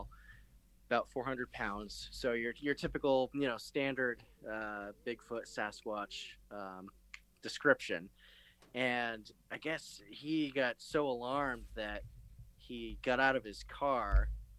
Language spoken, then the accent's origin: English; Vermont, United States; I am from Vermont